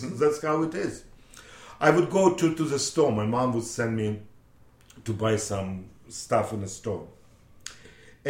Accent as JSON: {"language": "English", "country": "Russia", "second_language": "English", "moved": "as an adult", "lives_now": "Lynn, United States", "said": "I'm from Russia, I'm 24 years old, I'm dental technician"}